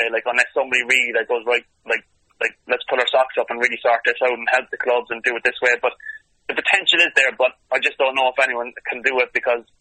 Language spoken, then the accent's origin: English; Cork, Munster, Ireland; I stayed in Cork City for 650 euro a week because I was thinking, do you know what, I'm going to stay here, it's my hometown